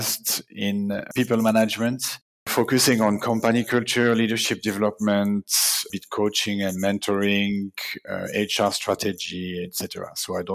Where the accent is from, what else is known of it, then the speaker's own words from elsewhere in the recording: Neuchâtel, Switzerland; I'm originally from Neuchâtel, Switzerland.